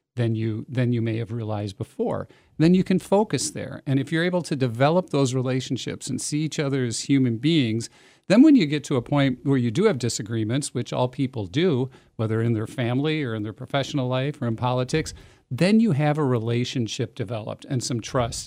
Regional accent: Middleton, Wisconsin, United States; I grew up in Middleton

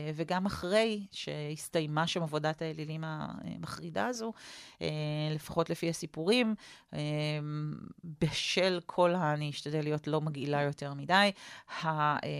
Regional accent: Jerusalem, Jerusalem District, Israel; גדלתי כמו באפי, אה, ליד פי הגיהנום

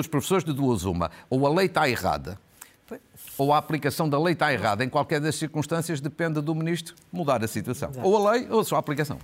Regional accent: Portugal; Uma professora de FAF, por mera coincidência, é a minha terra

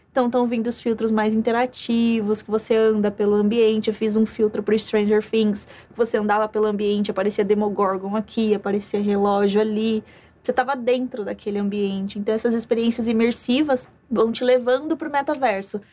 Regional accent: Campo Grande, Mato Grosso do Sul, Brazil; moved away; eu venho do interior, vim de Campo Grande, Mato Grosso do Sul

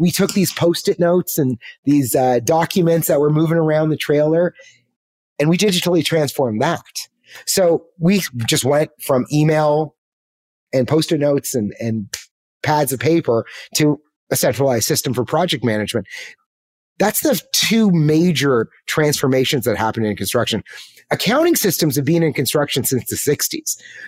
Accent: Canada; let me get on a plane, go back. I was from Canada at the time. Let's go back to Canada and let's find a tech job.

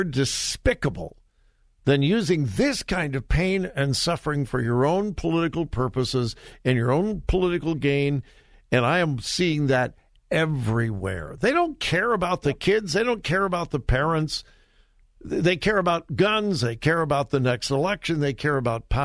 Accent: Los Angeles, California, United States; Growing up in the Los Angeles area

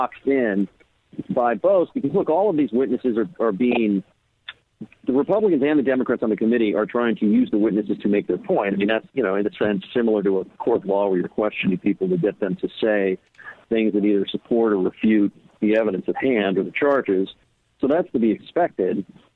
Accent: California, United States; I'm from California

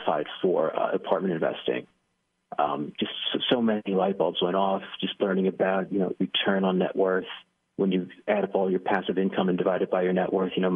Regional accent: New York, United States; moved away as an adult; now in North Carolina, United States; I grew up in New York, middle-class family

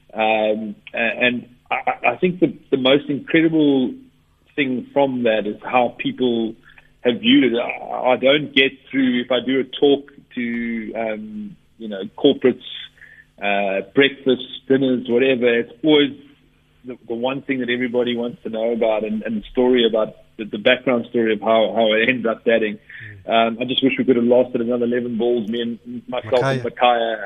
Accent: South Africa; growing up in South Africa, we play on generally fast bouncy pitches, so we learn to play fast bowling, I guess, as a as a youngster

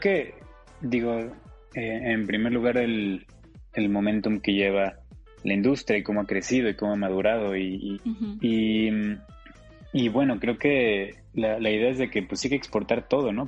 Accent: Mexico; somos un país muy complejo

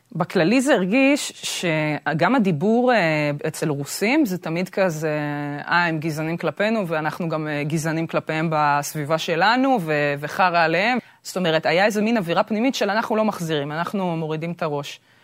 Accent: Israel; נולדתי בארץ, זה בדיוק העניין. שגם בתור ישראלית שנולדה בארץ

